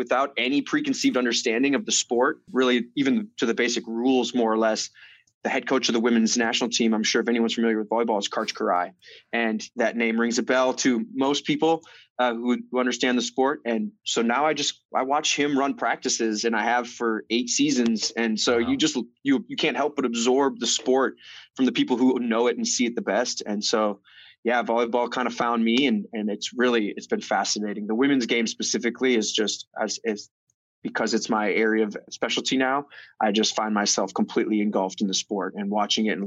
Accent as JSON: {"language": "English", "region": "Minnesota", "country": "United States", "tie": "born or raised there", "moved": "yes", "lives_now": "Long Beach, United States", "said": "Born and raised in Minnesota."}